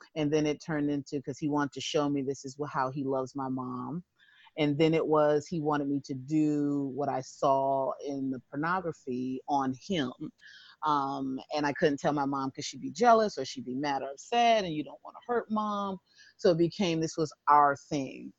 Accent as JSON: {"language": "English", "town": "Springfield", "region": "Massachusetts", "country": "United States", "said": "I'm from Springfield, Massachusetts."}